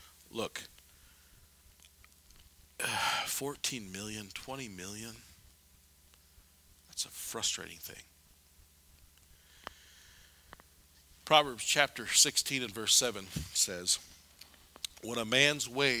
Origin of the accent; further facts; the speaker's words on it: United States; as an American